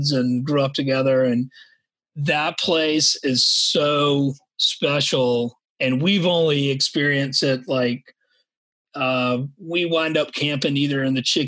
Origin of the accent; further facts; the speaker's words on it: Savannah, Georgia, United States; I grew up in Savannah, Georgia, here in the low country